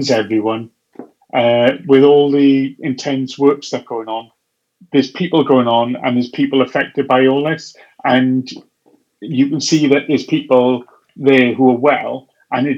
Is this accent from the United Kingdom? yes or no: yes; Wales, United Kingdom; I'm a Welshman